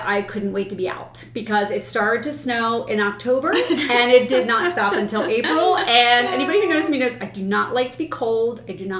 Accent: Palmyra, United States; I am born and raised in Palmyra, so I have lived all of my life in a small town.

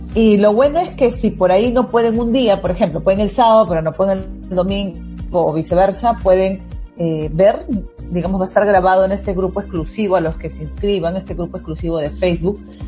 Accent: Peru; soy de, de Perú, el código es más 51

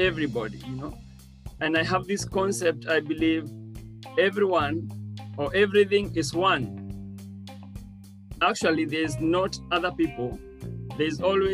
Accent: Kenya; I'm from Kenya. I'm born in Kenya

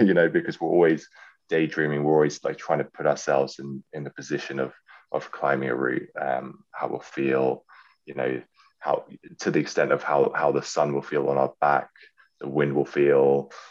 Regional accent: London, United Kingdom; moved away; also born or lived in Yorkshire; it's my hometown.

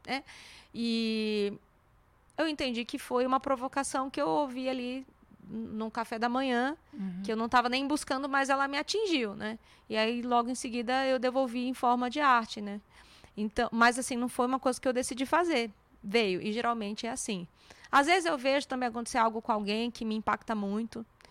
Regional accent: Santo André, São Paulo, Brazil; moved away as an adult; now in São Paulo, Brazil; no Instituto M. Maia, em Santo André, que é minha cidade natal. Nasci Santo André

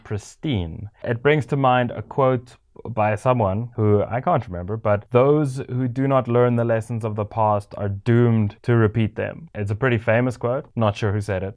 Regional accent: South Africa; growing up in South Africa

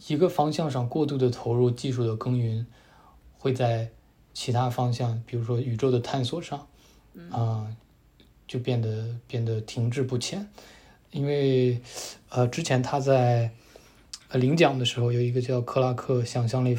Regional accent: Taiyuan, Shanxi, China; moved away; also born or lived in Beijing; 我们都是太原的

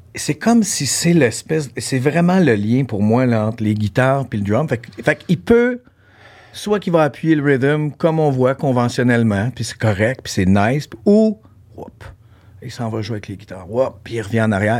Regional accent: Ontario, Canada; moved away as an adult; now in Quebec, Canada; j'ai grandi en Ontario, mon secondaire s'est fait là

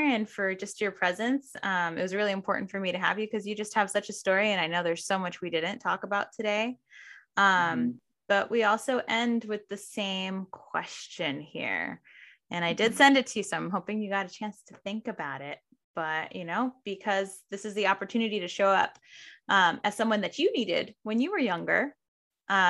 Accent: the Valley, California, United States; also born or lived in San Francisco; I grew up in the Valley.

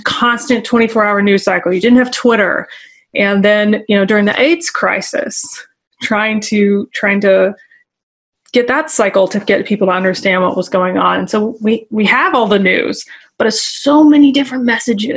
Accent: the South, United States; also born or lived in Northeast US; now in Northeast, United States; So I'm in the Northeast right now, but I'm from the South.

